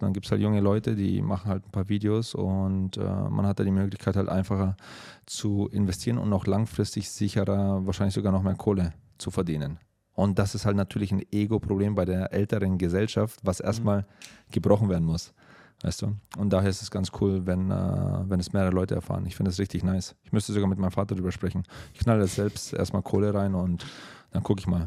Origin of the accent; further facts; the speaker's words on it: Germany; moved away; bei uns in Deutschland